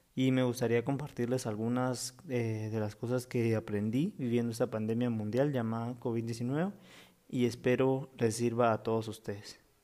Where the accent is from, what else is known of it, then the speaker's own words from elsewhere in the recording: Guatemala; mi país natal, Guatemala